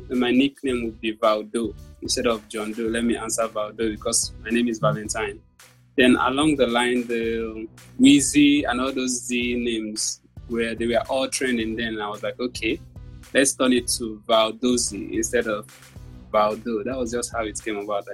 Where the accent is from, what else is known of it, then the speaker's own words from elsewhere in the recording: Nigeria; I'm a Nigerian artist